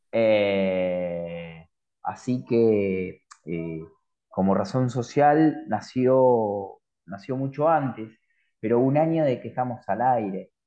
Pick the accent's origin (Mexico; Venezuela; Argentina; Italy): Argentina; los argentinos somos complicados